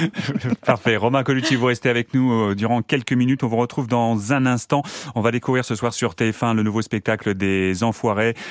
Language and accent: French; Sarthe, Pays de la Loire, France; chez nous en Sarthe